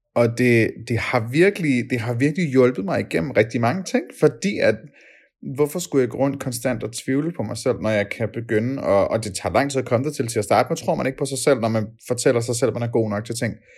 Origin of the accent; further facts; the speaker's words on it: Denmark; som danskere fra barnsben